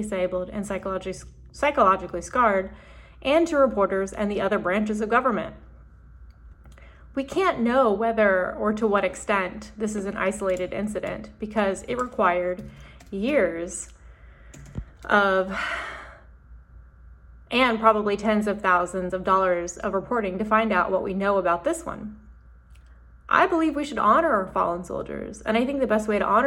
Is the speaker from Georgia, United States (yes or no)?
no; Huntsville, Alabama, United States; My dad is career Army, and I grew up in Huntsville, a military town